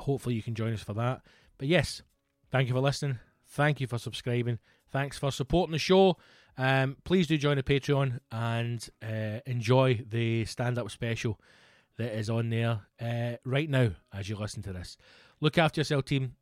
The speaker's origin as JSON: {"language": "English", "region": "Scotland", "country": "United Kingdom"}